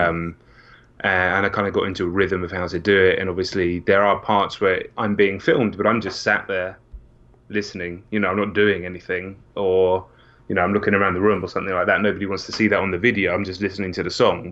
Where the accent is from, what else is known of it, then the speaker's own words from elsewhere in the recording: England, United Kingdom; I'm not from America as well.